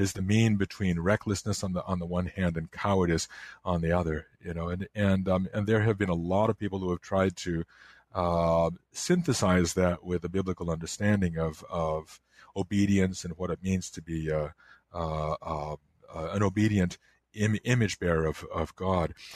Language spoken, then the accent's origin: English; Chicago, Illinois, United States; I grew up in the Chicago area, and, um, I, I lived in DuPage County